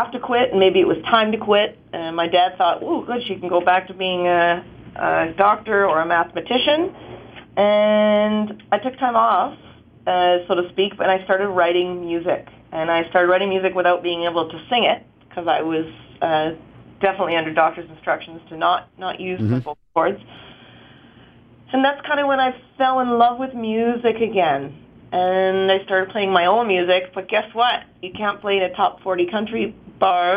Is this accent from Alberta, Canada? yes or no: no; Vancouver, British Columbia, Canada; also born or lived in Kelowna; I'm in Kelowna right now, but I'm from Vancouver.